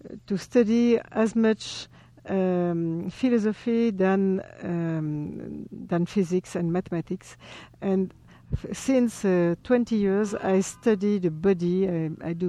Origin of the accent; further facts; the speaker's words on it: French Polynesia; English is a second language; now in Paris, France; I'm from Tahiti. My mother is Tahitian and my father Spanish